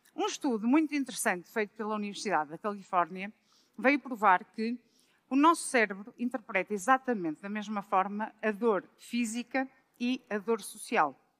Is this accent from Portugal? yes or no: yes; Braga, Norte, Portugal; moved away as an adult; also born or lived in Lisbon; eu sou de Braga, mas vim trabalhar para Lisboa no ano 2000